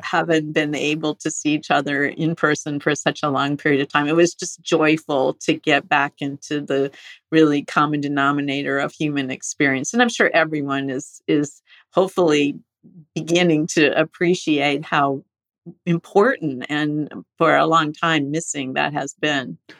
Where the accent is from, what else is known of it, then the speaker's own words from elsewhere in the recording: Estelline, South Dakota, United States; moved away; also born or lived in Rochester, Minnesota / San Francisco; I was actually born in Rochester, Minnesota at the Mayo Clinic, but I did grow up in Esalen, South Dakota